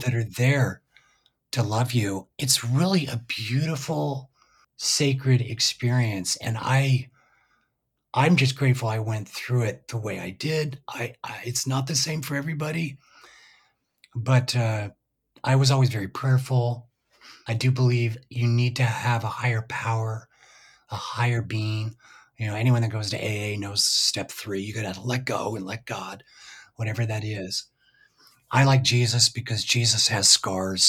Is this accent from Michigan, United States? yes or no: no; Utah, United States; moved away as an adult; also born or lived in Nashville; growing up in Utah, I was never able to ski